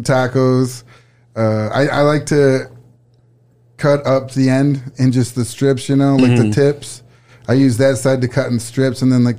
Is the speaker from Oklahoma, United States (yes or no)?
no; Saginaw, Michigan, United States; Saginaw, Michigan.